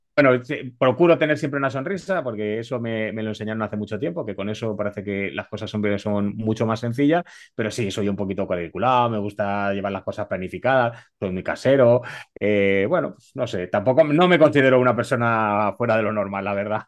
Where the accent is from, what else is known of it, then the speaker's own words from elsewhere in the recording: Spain; soy español